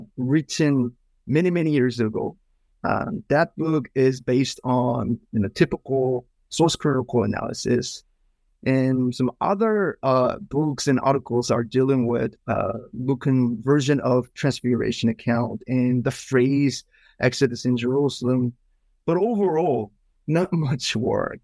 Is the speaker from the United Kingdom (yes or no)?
no; South Korea; moved away as an adult; also born or lived in Philadelphia, United States; now in Pasadena, United States; I came from Korea, South Korea, about 15 years ago